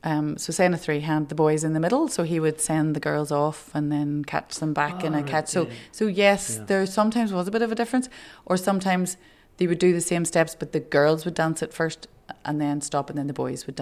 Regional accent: Strabane, Northern Ireland, United Kingdom; moved away; I had a great time growing up in Strabane. It was a very close-knit community. Most of my cousins lived there and the rest of my cousins lived in Oma, which was only about 20 miles up the road.

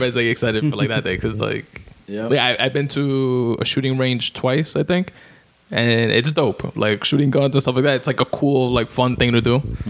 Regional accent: New York, United States; I'm from Queens. I'm from Brooklyn.

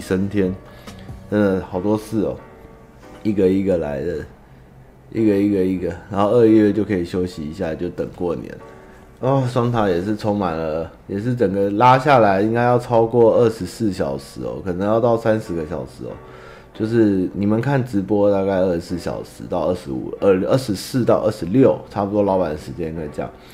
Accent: Taiwan; 我爸那边是从江苏转进过来的中国人，然后我是第三代，然后我妈他们是，是新一，台南人跟九份人结婚生下来的，但是应该原本也都是中国人啊，对啊，我们都是中国人干出来的，但是最终就是还是都是台湾人，在哪里出生我就是哪里人

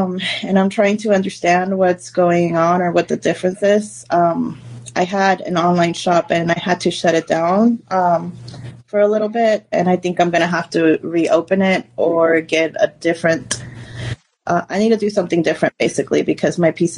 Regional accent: Austin, Texas, United States; I mean, this is my hometown. It's basically all I really know. I don't have much to compare it to. But I do love that most of my family is here, and the fact that, you know, this is my hometown.

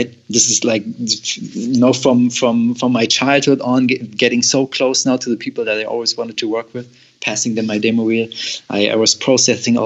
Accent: Germany; moved away as an adult; I'm from Germany

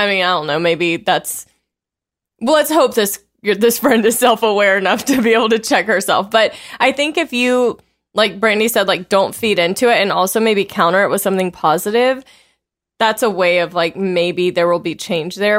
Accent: the South, United States; growing up in the South

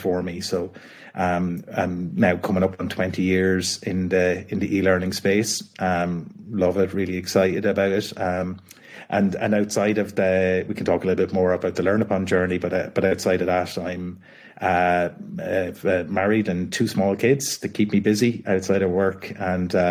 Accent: Kildare, Leinster, Ireland; I'm from Kildare, which is about an hour south of Dublin in Ireland. So grew up in a family, I guess, that had a family business

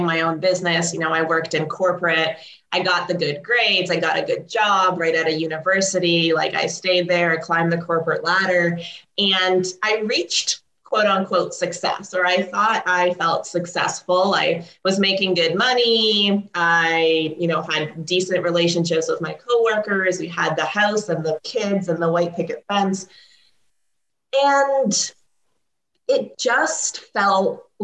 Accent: Canada; also born or lived in Ukraine; I was born in Ukraine. I moved to Canada when I was 2. My parents immigrated here

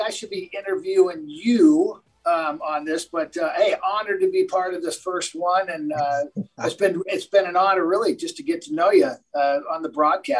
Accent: Villa Park, California, United States; moved away as an adult; also born or lived in Seattle; I grew up in Orange County, California, down in a city called Villa Park, California.

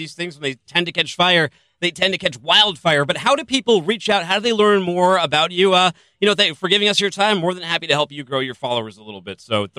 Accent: Boston, Massachusetts, United States; moved away; I'm from Boston, where there's like a Dunkin' Donuts on every corner.

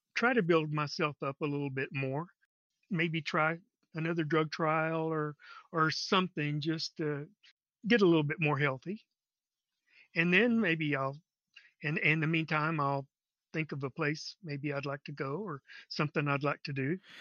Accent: Texas, United States

